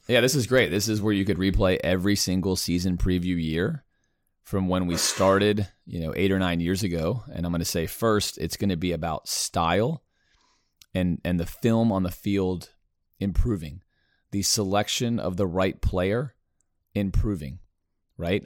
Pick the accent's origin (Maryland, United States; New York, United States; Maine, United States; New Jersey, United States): Maryland, United States; Baltimore; I was born in Baltimore.